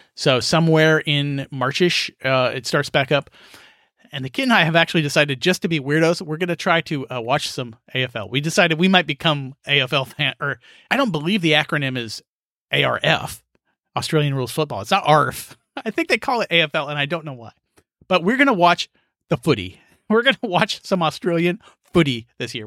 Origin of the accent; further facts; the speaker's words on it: rural Kansas, United States; as a kid in Kansas, growing up in Kansas, where you had to make your own fun.